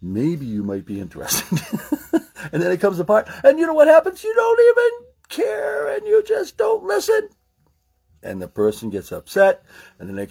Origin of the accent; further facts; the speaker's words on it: Maine, United States; I'm from Maine